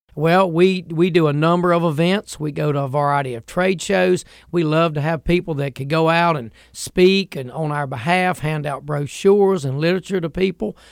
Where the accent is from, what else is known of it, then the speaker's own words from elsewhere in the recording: United States; I grew up in Franklin County, and we loved to fish and hunt up in that part of the woods.